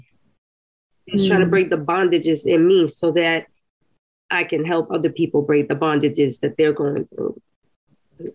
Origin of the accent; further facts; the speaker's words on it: Costa Rica; moved away; When I was a little girl, I grew up in Costa Rica